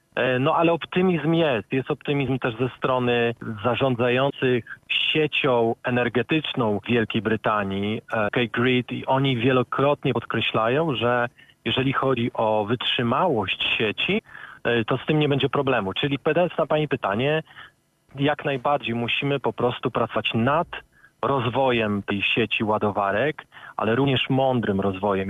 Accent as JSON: {"language": "Polish", "town": "Szczecin", "region": "West Pomeranian Voivodeship", "country": "Poland", "moved": "as an adult", "lives_now": "United Kingdom", "said": "Prawie 15 lat temu wyjechałem z Polski, ale pochodzę ze Szczecina"}